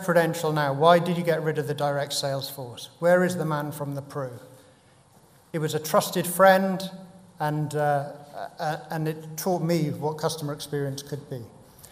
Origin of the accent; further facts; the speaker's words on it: Cardiff, Wales, United Kingdom; moved away; I went back to my hometown, Cardiff